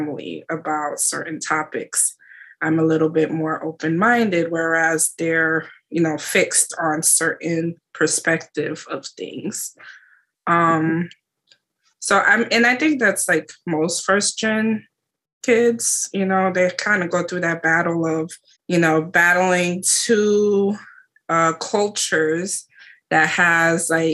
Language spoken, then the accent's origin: English; United States; also born or lived in Haiti / New York; we were born and raised in the States